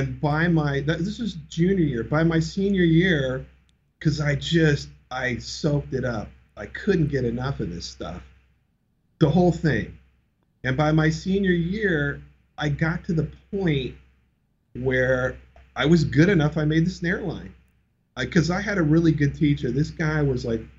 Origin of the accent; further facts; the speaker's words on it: Orange County, Southern California, United States; I grew up in Orange County for the most part, the OC